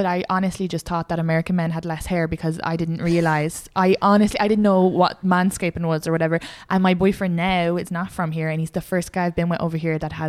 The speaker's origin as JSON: {"language": "English", "country": "Ireland", "moved": "yes"}